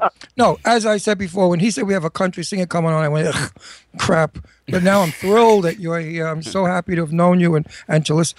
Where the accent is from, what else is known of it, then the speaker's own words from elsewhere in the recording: New York, United States; I'm a New Yorker. We all talk like that.